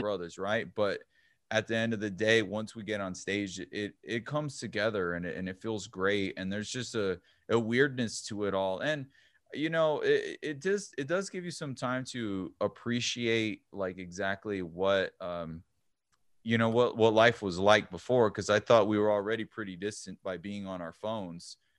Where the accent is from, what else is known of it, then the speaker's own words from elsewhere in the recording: El Paso, Texas, United States; I'm from El Paso